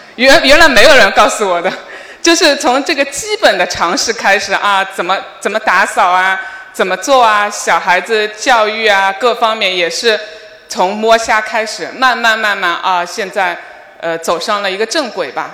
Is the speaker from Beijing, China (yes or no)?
no; Shanghai, China; moved away as an adult; now in United States; 大家好，我是来自上海的